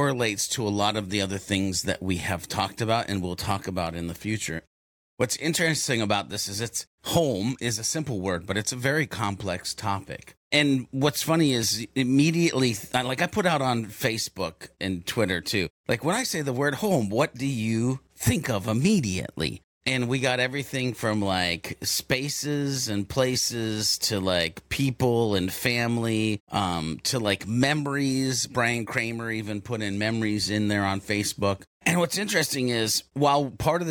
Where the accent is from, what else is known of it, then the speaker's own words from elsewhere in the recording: the South, Southern United States, United States; as a Southerner